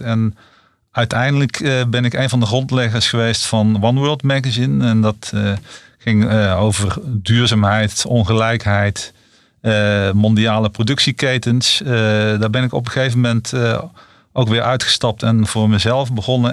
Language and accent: Dutch; North Brabant, Netherlands; ik kom, ik kom zelf uit Brabant en weliswaar uit de Brabantse stad.